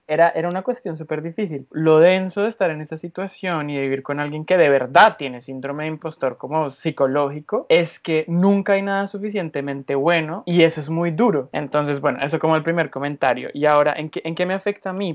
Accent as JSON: {"language": "Spanish", "country": "Colombia", "moved": "yes", "said": "Tengo 23 años, vengo de Colombia."}